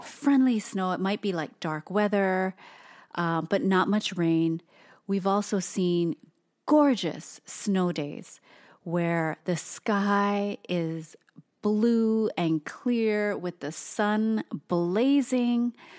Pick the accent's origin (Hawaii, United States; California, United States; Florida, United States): Hawaii, United States; now in Portland, United States; Toast and I are born and raised in Hawaii of all places